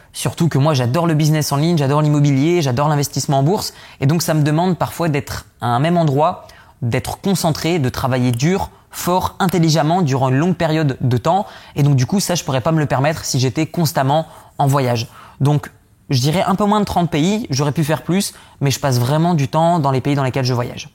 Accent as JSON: {"language": "French", "area": "the North", "region": "Hauts-de-France", "country": "France", "said": "je viens du Nord"}